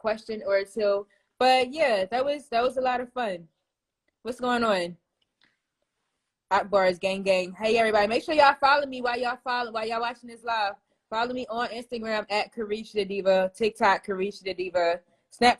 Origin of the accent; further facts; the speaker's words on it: Philadelphia, Pennsylvania, United States; now in Atlanta, United States; I'm from Philly.